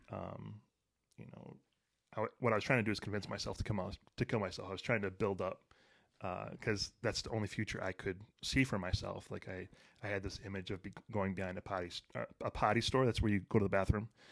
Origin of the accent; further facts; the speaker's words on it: Detroit, Michigan, United States; I grew up in Detroit